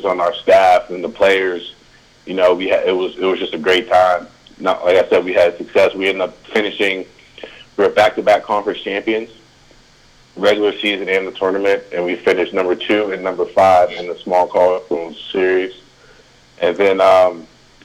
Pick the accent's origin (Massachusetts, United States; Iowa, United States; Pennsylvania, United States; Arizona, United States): Pennsylvania, United States; Ambridge; I'm originally from Ambridge, Pennsylvania. I graduated from Ambridge High School in 2005, Western PA guy.